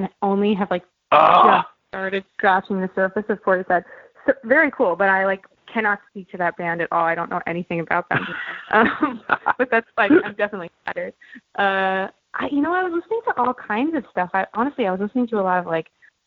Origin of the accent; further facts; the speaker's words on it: New York City, New York, United States; I grew up in Park Slope, which is like a relatively quiet neighborhood in Brooklyn